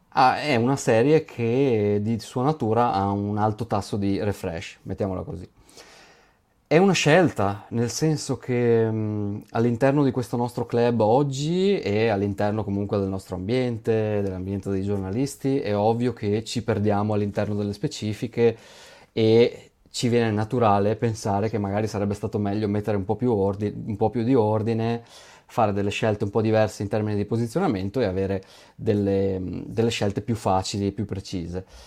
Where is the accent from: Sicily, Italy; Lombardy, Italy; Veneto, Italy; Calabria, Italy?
Veneto, Italy; io sono veneto